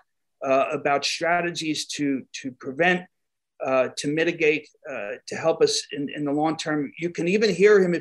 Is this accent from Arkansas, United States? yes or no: no; New York, United States; accent: New York; my New York accent